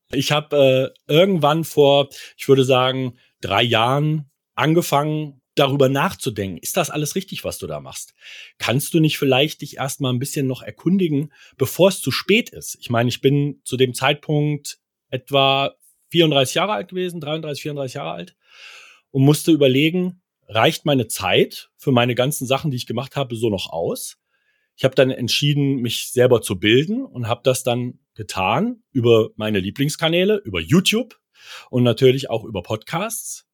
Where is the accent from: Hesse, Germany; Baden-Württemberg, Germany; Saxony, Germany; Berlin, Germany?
Hesse, Germany; near Kassel; Ich komme aus der Nähe von Kassel